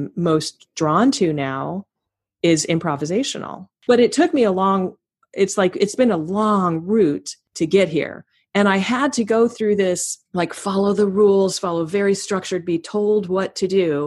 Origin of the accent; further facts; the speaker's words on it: Palo Alto, California, United States; also born or lived in New York; I grew up in Palo Alto, California, in the shadow of Stanford